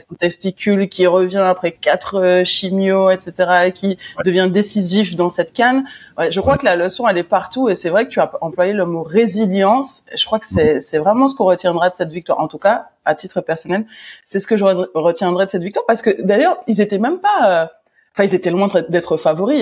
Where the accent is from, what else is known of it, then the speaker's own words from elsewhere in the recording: Paris, Île-de-France, France; moi en tant que bonne parisienne